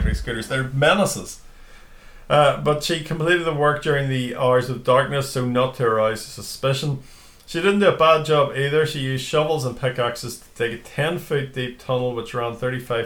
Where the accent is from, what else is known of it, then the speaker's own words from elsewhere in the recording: Newtownards, Northern Ireland, United Kingdom; But I'm from Newton Arts anyway, so it's a town in Northern Ireland.